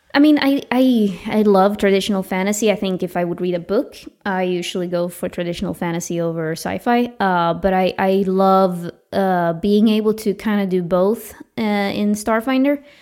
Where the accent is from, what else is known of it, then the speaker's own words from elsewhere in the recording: Uppsala, Uppsala County, Sweden; my hometown, Uppsala